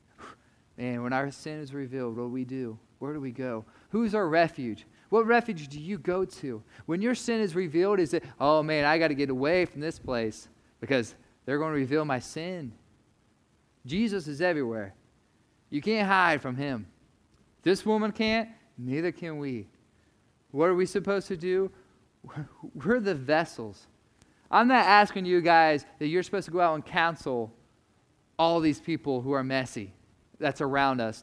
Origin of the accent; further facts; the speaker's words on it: United States; as American Christians